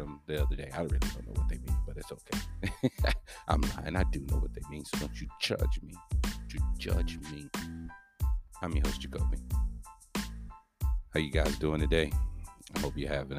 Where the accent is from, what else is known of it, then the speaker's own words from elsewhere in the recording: Texas, United States; accent: country lingo; I'm from Texas, so that's that country lingo that's all up inside of me.